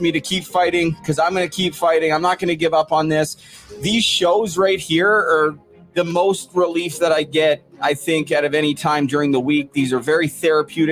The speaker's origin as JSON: {"language": "English", "town": "Port Coquitlam", "region": "British Columbia", "country": "Canada", "tie": "born or raised there", "said": "I'm from Port Coquitlam."}